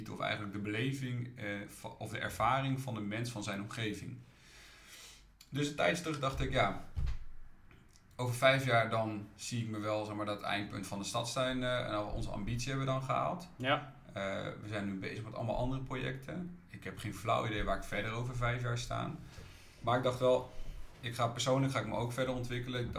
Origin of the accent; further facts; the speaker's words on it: Utrecht, Netherlands; ik ben wel echt een Utrechter, dus uh, ook Dot Slash, maar ook de stadstuin en dingen, die doe ik ook wel om de stad mooier te maken.